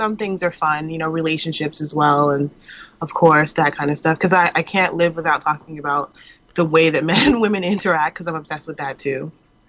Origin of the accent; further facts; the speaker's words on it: New York City, New York, United States; New York City.